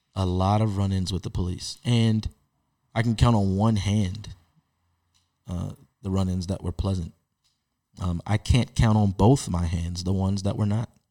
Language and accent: English; Baltimore, Maryland, United States; as a Baltimore-born Baltimore Ravens fan